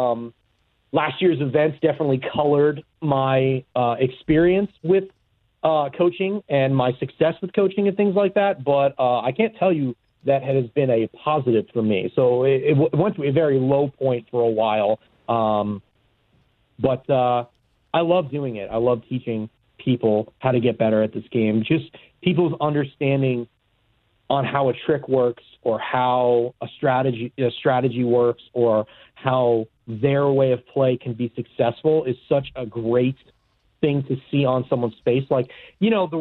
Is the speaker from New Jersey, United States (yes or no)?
no; New York, United States; I grew up in New York